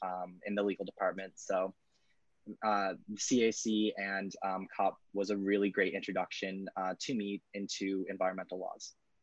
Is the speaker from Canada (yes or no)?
yes; Charlottetown, Newfoundland and Labrador, Canada; now in Fredericton, Canada; him, his pronouns. I'm originally from the Nunatogavit land of Charlottetown, Labrador, but I'm currently coming at you from Fredericton, New Brunswick, on the lands of the Wustuk-Yuk-Yuk peoples.